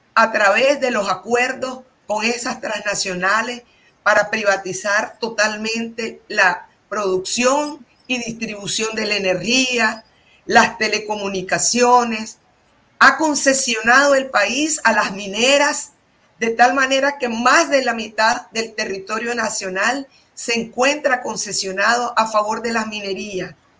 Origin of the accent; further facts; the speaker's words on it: Nicaragua; moved away as an adult; somos los nicaragüenses